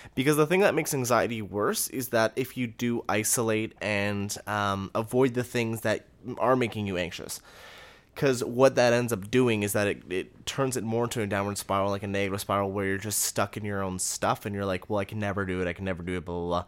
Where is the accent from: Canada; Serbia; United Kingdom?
Canada; We're from Canada.